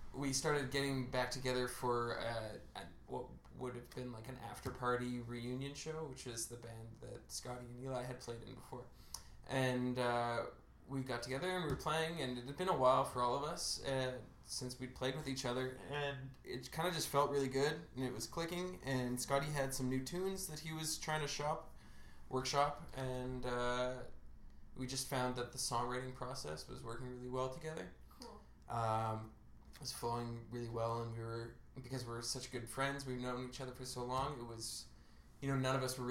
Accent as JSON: {"language": "English", "town": "Winnipeg", "region": "Manitoba", "country": "Canada", "tie": "born or raised there", "said": "we grew up in River Heights"}